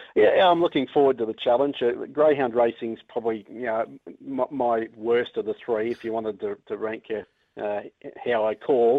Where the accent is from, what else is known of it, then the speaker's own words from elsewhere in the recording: Brisbane, Queensland, Australia; moved away as an adult; also born or lived in Victoria, Australia; now in Invercargill, New Zealand; I was born in Brisbane